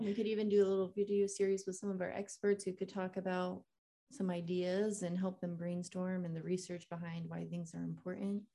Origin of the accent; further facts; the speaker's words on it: Kissimmee, Florida, United States; I grew up in Florida, um, in Kissimmee